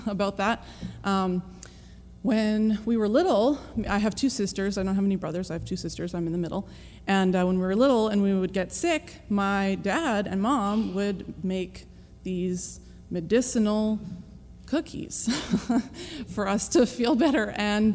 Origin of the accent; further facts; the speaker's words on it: British Columbia, Canada; I am from Canada, born and raised in British Columbia.